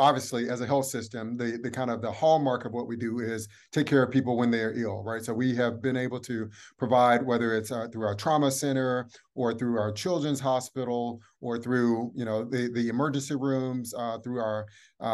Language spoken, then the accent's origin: English; Atlanta, Georgia, United States; I'm from Atlanta, born and raised